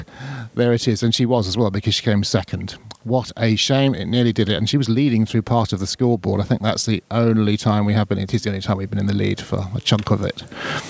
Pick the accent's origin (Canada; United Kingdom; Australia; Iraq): United Kingdom; I didn't want to admit to being British in Ireland.